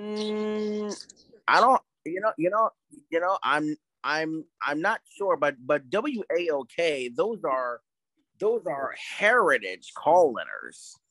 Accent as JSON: {"language": "English", "area": "Tampa Bay", "region": "Florida", "country": "United States", "tie": "born or raised there", "also_born_or_lived": "Atlanta, Georgia", "moved": "yes"}